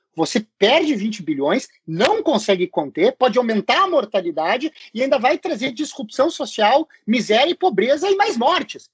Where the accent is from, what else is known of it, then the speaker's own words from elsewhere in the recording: Buenos Aires, Argentina; moved away; eu sou de Buenos Aires, eu sou portenho